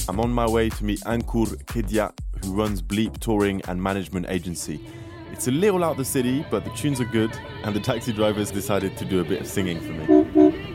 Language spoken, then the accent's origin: English; England, United Kingdom; I'm an English radio presenter, producer, and club DJ